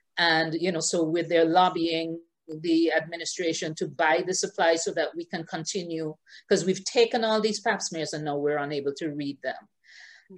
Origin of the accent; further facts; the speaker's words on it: Antigua & Barbuda; moved away as an adult; also born or lived in Halifax, Nova Scotia, Canada / Baltimore, United States / Washington, D.C., United States; now in Barbados; I was born in Antigua and Barbuda, first generation Antiguan and Barbudan, along with all my siblings. And I spent most of my life in Antigua and Barbuda.